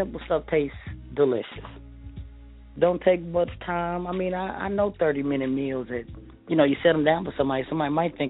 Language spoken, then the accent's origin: English; Kansas City, Missouri, United States; I am from Kansas City.